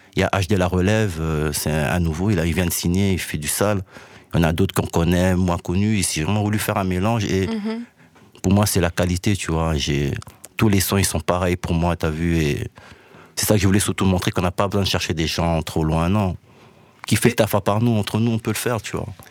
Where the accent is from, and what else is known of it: Brussels, Brussels-Capital Region, Belgium